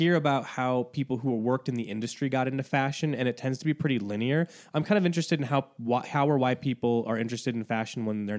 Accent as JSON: {"language": "English", "region": "Northeast Indiana", "country": "United States", "also_born_or_lived": "Chicago", "moved": "yes", "said": "Northeast Indiana."}